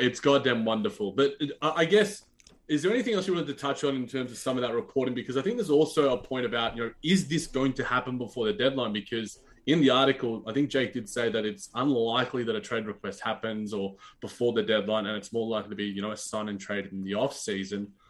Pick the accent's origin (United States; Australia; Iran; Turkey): Australia; as an Australian basketball fan